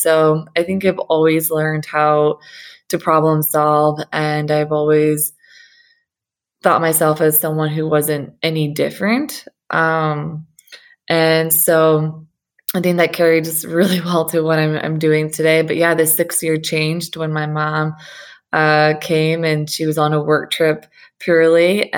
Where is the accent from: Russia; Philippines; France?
Russia; Saint Petersburg; born there; I was born in St. Petersburg, Russia, at the time of fall of communism in 89.